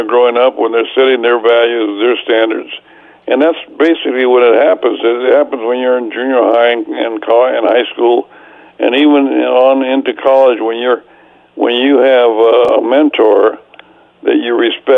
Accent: Sanger, California, United States; moved away; also born or lived in Fresno, California; my hometown of Sanger and Fresno

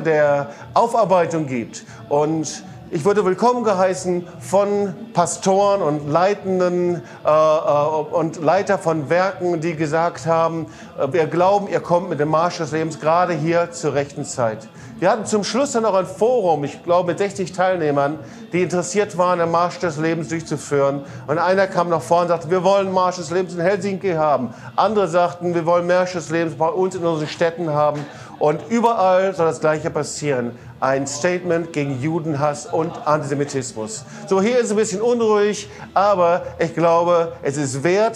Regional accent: Germany; ich auch als Deutscher

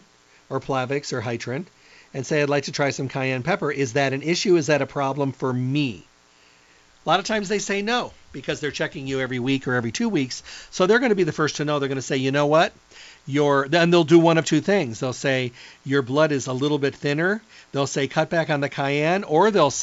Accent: Midwest, United States; moved away; I came from the Midwest where ketchup was considered hot

